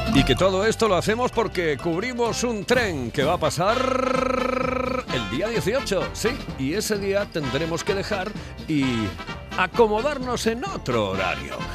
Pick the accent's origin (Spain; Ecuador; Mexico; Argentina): Spain; Oviedo, Asturias; soy de Oviedo